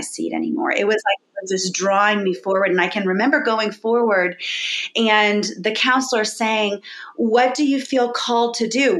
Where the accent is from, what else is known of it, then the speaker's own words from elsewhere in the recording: Boca Raton, Florida, United States; So I was born in Florida, Boca Raton, Florida, very South Florida